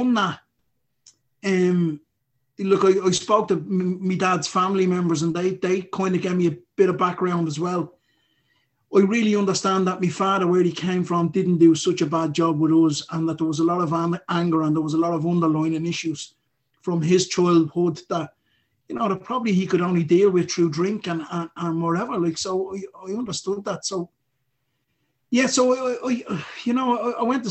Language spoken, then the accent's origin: English; Dublin, Leinster, Ireland; I grew up in Ballymun and went to school in Ballymun as a young lad